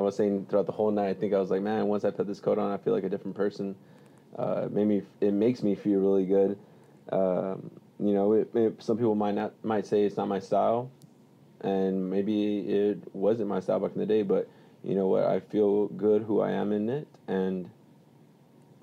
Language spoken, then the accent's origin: English; Weslaco, Texas, United States; I'm here from Wesco, Texas